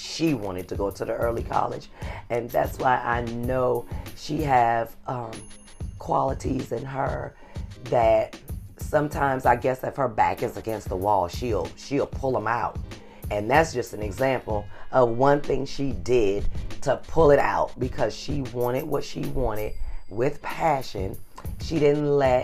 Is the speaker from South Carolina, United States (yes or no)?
yes; South Carolina, United States; accent: Geechee; moved away; I'm from South Carolina, and I wanted to bring up, I've been giving her lessons on how to talk Geechee